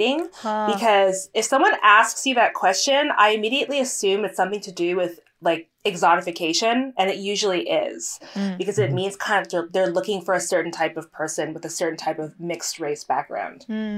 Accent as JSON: {"language": "English", "town": "Toronto", "region": "Ontario", "country": "Canada", "tie": "born or raised there", "also_born_or_lived": "London, Ontario", "said": "my dad is Jamaican and my mom is Pakistani. And it is the Toronto thing"}